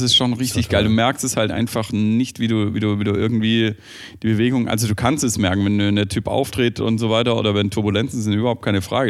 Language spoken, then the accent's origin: German; Stuttgart, Baden-Württemberg, Germany; als äh, Stuttgarter